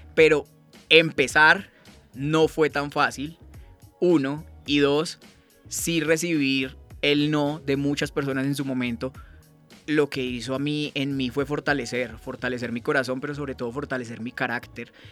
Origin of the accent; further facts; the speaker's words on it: Cartago, Valle del Cauca, Colombia; moved away as an adult; also born or lived in Pamplona, Norte de Santander; me regresé a mi tierra, a Cartago Valle